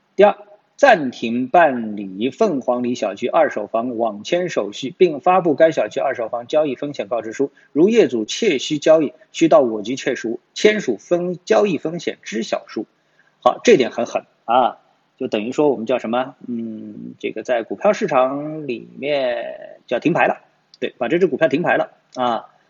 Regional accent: China; 我们中国人

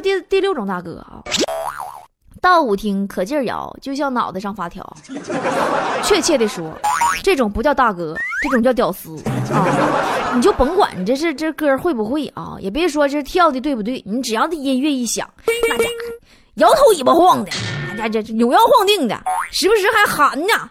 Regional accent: Northeast China, China; 我也是东北人

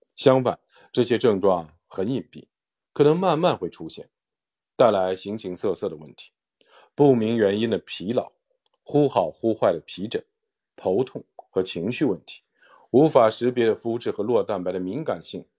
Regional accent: China; 对我们中国人来说

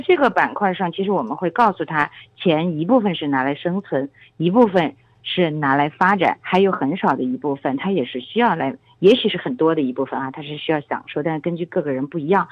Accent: China; 我们中国人

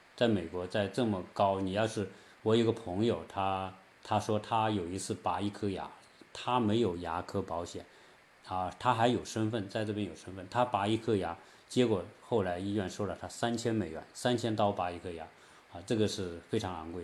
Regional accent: China; also born or lived in California; now in United States; 作为，呃，中国人到这边

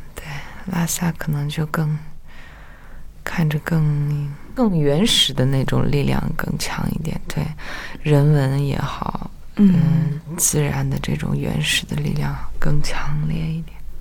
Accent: Nyingchi, Tibet, China; Chinese is a second language; moved away as an adult; also born or lived in Beijing; 我是在灵芝出生跟成长

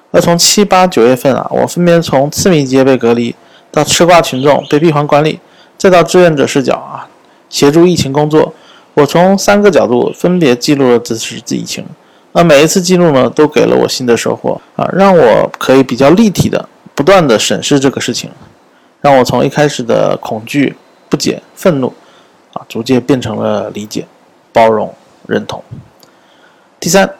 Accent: Xiamen, Fujian, China; 我的家乡厦门

